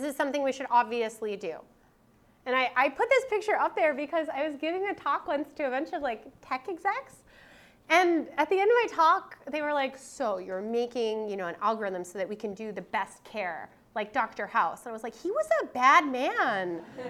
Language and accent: English; Canada; It doesn't matter that I'm a Canadian professor sitting in a Canadian university training Canadian graduate students.